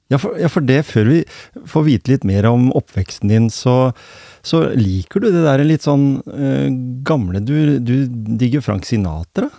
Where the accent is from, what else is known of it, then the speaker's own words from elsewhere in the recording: Norway; Jeg er vokst opp her på Hjemsø, eller i Gråten